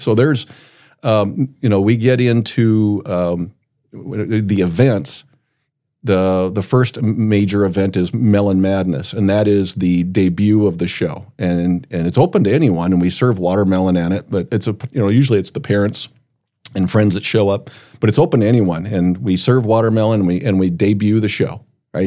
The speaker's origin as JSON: {"language": "English", "town": "Brookings", "region": "South Dakota", "country": "United States", "tie": "born or raised there", "said": "growing up in Brookings, I would lay in my bed listening to Brad Reimers on K B R K"}